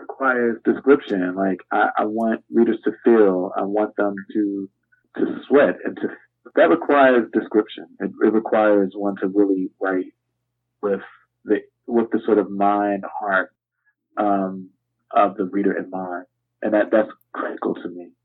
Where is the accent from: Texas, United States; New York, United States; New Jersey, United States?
New Jersey, United States; Camden; my hometown, Camden, New Jersey